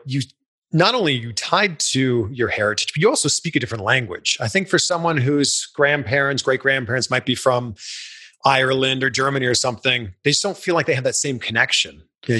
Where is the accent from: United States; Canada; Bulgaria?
Canada; as a kid growing up in Canada, my first real exposure to Spanish was through you and Eddie.